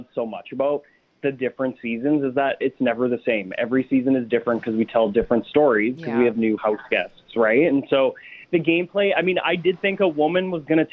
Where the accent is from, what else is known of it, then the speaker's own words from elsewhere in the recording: Winnipeg, Manitoba, Canada; I'm from Winnipeg, so I'm flying home tomorrow